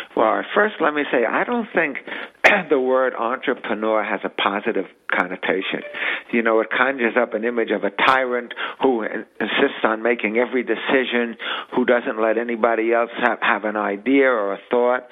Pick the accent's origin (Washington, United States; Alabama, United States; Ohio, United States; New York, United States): New York, United States; New York City; We grew up in the Bronx